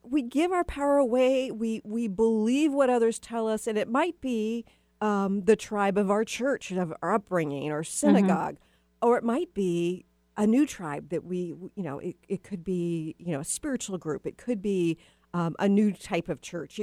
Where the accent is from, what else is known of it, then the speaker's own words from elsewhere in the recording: the South, United States; moved away; I'm from the South originally, too